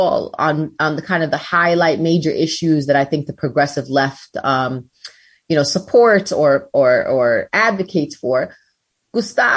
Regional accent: New York City, New York, United States; I'm from Brooklyn, so I always got to shout out my Brooklyn people

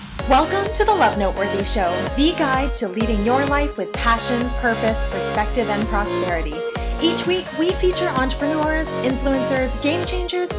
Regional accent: Victoria, British Columbia, Canada; also born or lived in Vancouver, Canada / Santa Monica, Los Angeles, United States; now in Los Angeles, United States; I'm originally from Victoria, British Columbia, Canada, relocated to Vancouver, and I'm currently situated in beautiful Santa Monica in Los Angeles, California

